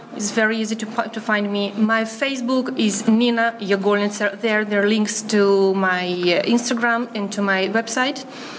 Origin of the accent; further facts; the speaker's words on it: Moldova; English is a second language; also born or lived in Kherson, Ukraine; now in Israel; I was born in Kherson, Ukraine. I was grown up in Moldova. There I was studying politics. And afterwards, I moved to Israel. I was married there.